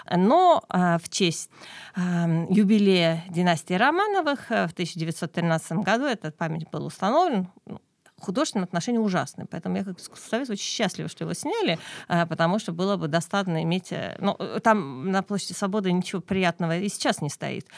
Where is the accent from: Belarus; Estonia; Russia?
Estonia; Keila, Harju County; я сама родом из Кейла